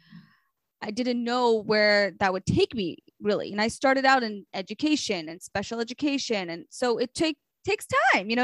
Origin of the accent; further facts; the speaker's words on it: Memphis, Tennessee, United States; also born or lived in Israel; now in Long Island, United States; growing up in Memphis